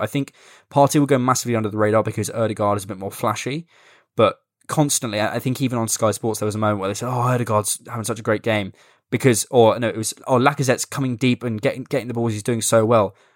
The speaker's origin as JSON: {"language": "English", "town": "Bournemouth", "region": "South West England", "country": "United Kingdom", "said": "I'm from Bournemouth"}